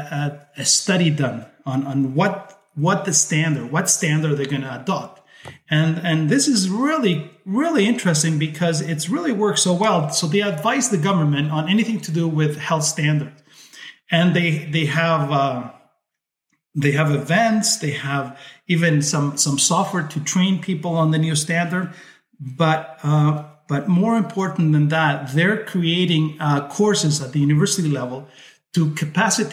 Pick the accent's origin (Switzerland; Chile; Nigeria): Chile; also born or lived in Spain (ancestry); now in Canada; My family originally came from Spain. I was born in Chile, but I've been in Canada for 45 years. So you have to, my Spanish and my English are about the same